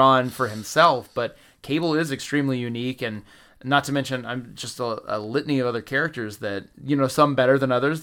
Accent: the South, United States; growing up in the South

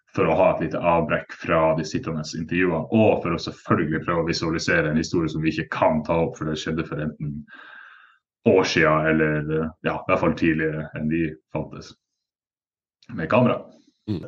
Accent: Northern Norway, Norway; Nå er jeg nordlending sjøl

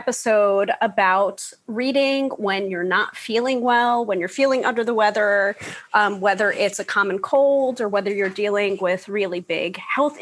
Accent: New York, United States; the New Yorker.

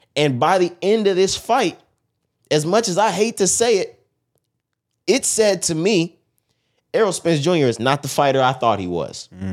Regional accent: Texas, United States; we're from Texas.

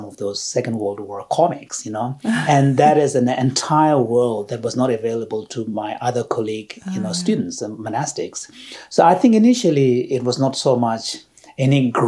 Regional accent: India; also born or lived in Tibet; I was born in Tibet just before my parents left in 1959. And then I was part of that first generation of children who grew up in India as, you know, refugee children

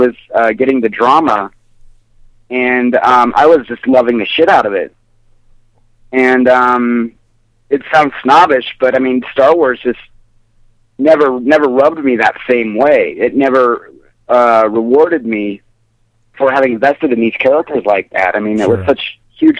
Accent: Wyoming, United States; now in Colorado, United States; growing up in Wyoming

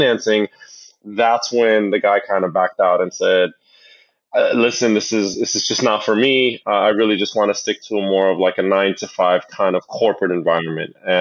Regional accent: Jersey City, New Jersey, United States; growing up in Jersey City, going to the laundromat with my parents

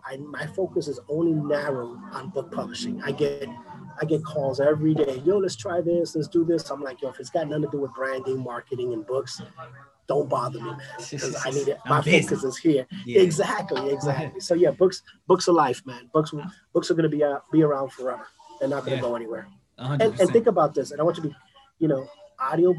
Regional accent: New York City, New York, United States; also born or lived in Boston; now in Florida, United States; I'm born and raised in the South Bronx.

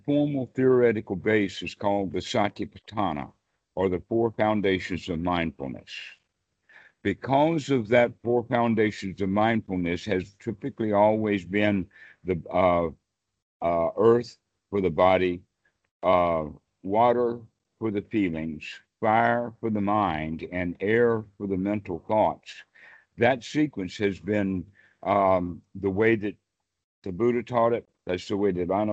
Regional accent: Deep South, United States; moved away; also born or lived in Oklahoma / Texas / South Carolina / North Carolina; I was actually raised in the Deep South myself, as you can tell from my accent

